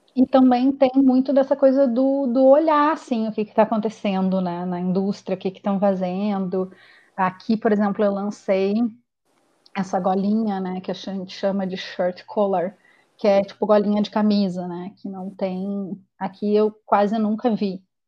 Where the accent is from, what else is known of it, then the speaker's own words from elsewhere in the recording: Porto Alegre, Rio Grande do Sul, Brazil; moved away as an adult; now in Toronto, Canada; eu sou gaúcha de Porto Alegre e fui morar no Canadá, há, vim morar no Canadá há cinco anos atrás, em Toronto.